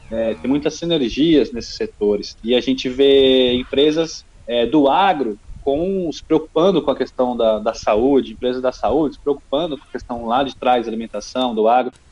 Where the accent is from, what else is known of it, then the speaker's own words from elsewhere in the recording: Lins, São Paulo, Brazil; eu sou de Lins, uma cidadezinha no interior de São Paulo, Lins. e fui fazer economia em Londrina